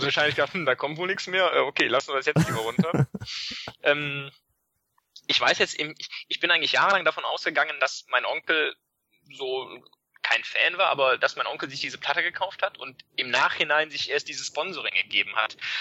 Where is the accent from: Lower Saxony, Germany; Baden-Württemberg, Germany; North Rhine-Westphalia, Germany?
North Rhine-Westphalia, Germany; Leverkusen; born or raised there